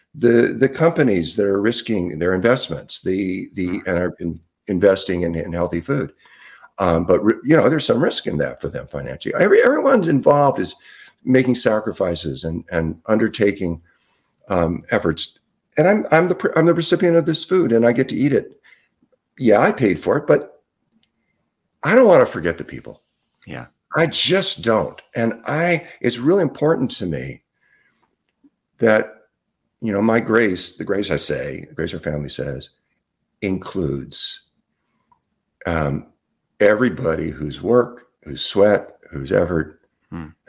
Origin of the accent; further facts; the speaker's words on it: Southern California, United States; moved away as an adult; also born or lived in Salt Spring Island, British Columbia, Canada; I grew up in Southern California